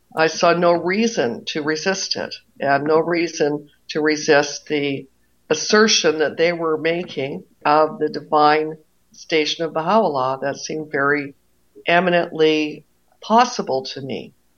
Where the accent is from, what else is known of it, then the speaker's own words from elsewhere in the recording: Toronto, Ontario, Canada; moved away as an adult; now in Maine, United States; I grew up in Toronto